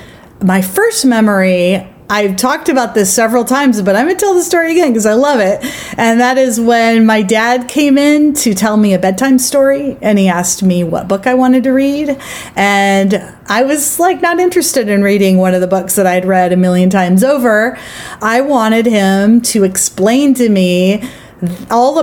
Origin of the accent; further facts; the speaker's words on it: Eastern Oregon, United States; I grew up in Eastern Oregon. Very rural part of the state.